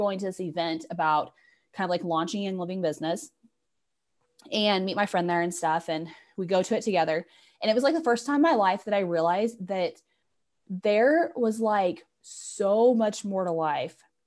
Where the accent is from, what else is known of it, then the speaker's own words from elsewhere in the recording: Kansas, United States; I'm from Kansas